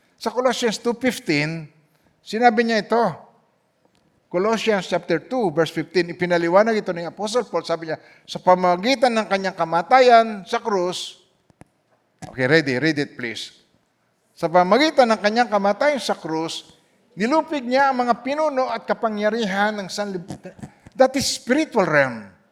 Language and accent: Tagalog; Philippines; moved away; umuwi ako sa Pilipinas